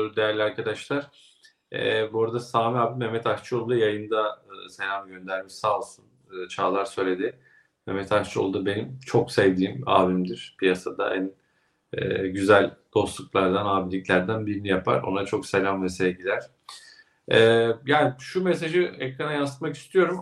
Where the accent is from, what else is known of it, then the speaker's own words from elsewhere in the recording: Ilgaz, Kastamonu, Turkey; moved away; memleketime selamlar. Kastamonu, Ilgaz. Evet, Ilgaz'dan selamlar.